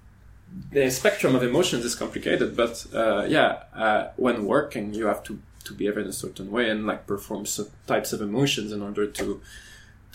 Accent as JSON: {"language": "English", "country": "Canada", "moved": "as an adult", "lives_now": "France", "said": "I'm from Canada"}